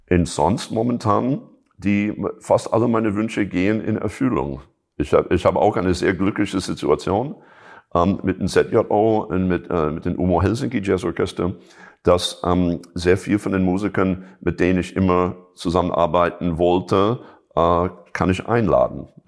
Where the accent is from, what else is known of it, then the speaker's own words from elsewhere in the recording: Chicago, Illinois, United States; German is a second language; ich komme ursprünglich aus Chicago, so natürlich das ist ein, äh, ein, ein Staat, wo, wo, wo einfach die Blues einfach zu Hause ist.